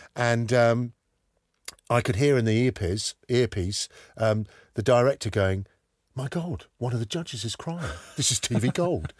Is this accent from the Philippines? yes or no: no; London, United Kingdom; moved away as an adult; also born or lived in Whitstable; I'm obviously from London